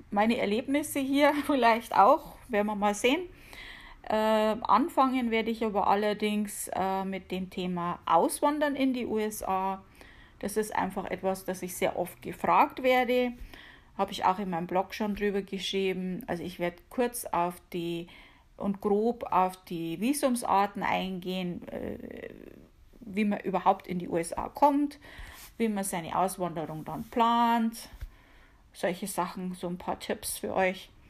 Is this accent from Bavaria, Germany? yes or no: yes; Bavaria, Germany; accent: Bavarian; man hört's, ich komme aus Bayern. {S255} {S0} um genauer zu sein, aus der Oberpfalz hauptsächlich. Äh, ich habe zwar auch schon mal in Nürnberg gewohnt, aber hauptsächlich so Amberg, Sulzbach, Regensburger Gegend. Ja, da bin ich aufgewachsen.